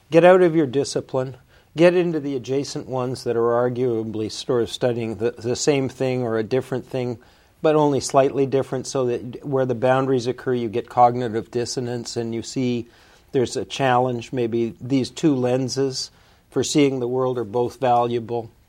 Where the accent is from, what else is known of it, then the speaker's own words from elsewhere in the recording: Canada; also born or lived in New Jersey / Ottawa / Winnipeg / Toronto; I was born in New Jersey. Um, uh, my mother did that on purpose, but my family's Canadian, and I uh, I grew up in in Canada, Ottawa during the war, Winnipeg, and then Toronto.